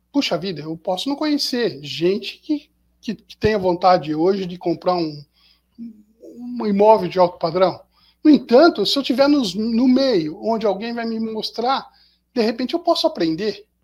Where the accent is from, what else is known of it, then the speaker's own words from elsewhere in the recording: Pindamonhangaba, São Paulo, Brazil; eu sou do interior, sou daqui de Pindamonhangaba, e eu vou pegar o carro e vou para São Paulo.